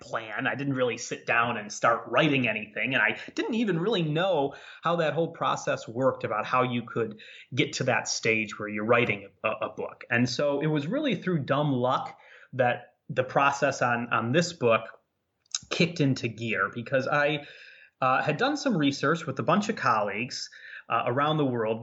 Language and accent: English; Ottawa, Illinois, United States; I worked for my hometown newspaper in Ottawa, Illinois